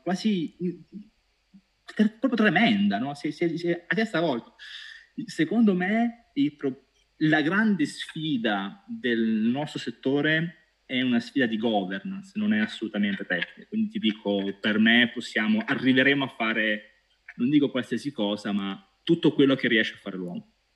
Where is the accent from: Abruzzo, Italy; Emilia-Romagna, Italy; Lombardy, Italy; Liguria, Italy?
Abruzzo, Italy; Pescara; Io da buon pescarese